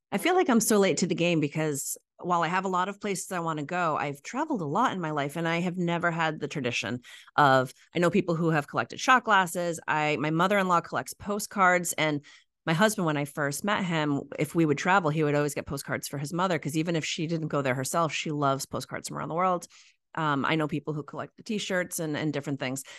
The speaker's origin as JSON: {"language": "English", "region": "New England", "country": "United States", "said": "I'm from New England, true New Englander and true Islander."}